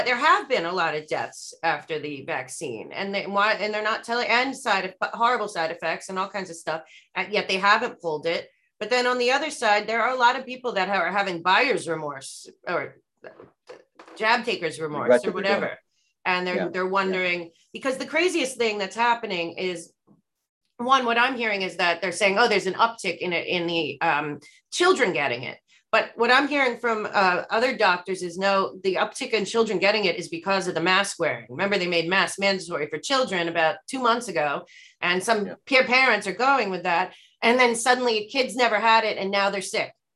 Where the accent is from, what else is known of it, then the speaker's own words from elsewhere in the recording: United States; we're all American